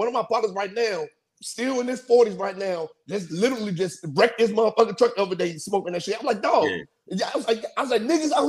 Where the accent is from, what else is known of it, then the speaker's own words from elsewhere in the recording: Landover, Maryland, United States; me growing up in the DC area during that time too. I grew up in Landover when it was Landover.